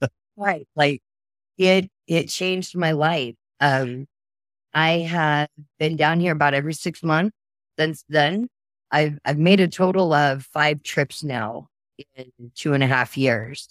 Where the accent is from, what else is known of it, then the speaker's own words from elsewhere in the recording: Oklahoma, United States; I'm from Oklahoma